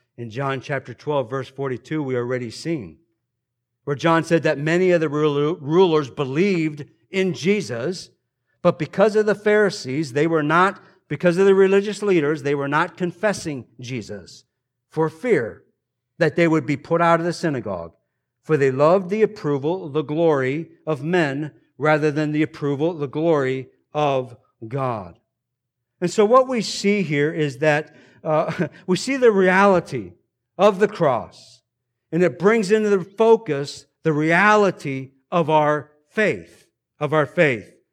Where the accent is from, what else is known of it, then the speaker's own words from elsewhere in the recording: United States; We are indeed blessed here as American Christians